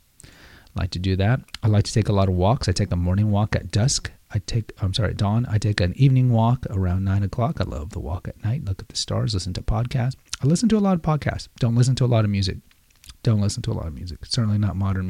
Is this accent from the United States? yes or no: yes; Houston, Texas, United States; As a kid growing up in Houston